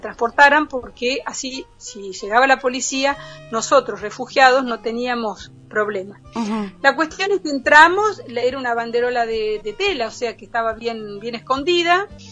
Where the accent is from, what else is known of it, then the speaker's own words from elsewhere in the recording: Argentina; moved away as an adult; also born or lived in France; de mi tierra